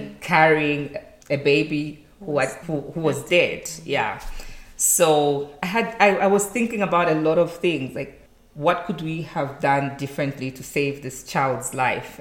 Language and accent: English; Zambia; moved away as an adult; now in Rwanda; I'm from Zambia and currently working in Rwanda